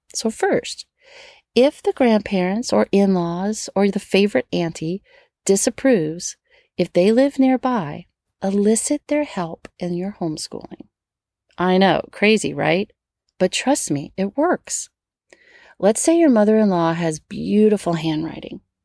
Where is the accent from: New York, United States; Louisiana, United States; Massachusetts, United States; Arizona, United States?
Louisiana, United States; Metairie; I grew up in Metairie, right outside of New Orleans